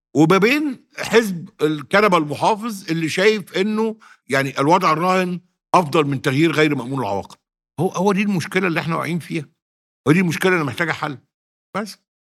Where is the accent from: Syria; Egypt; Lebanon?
Egypt; Sirs El Layan, Monufia Governorate; في سرس العين منوفيه مسقط راسي الذي اعتز بيه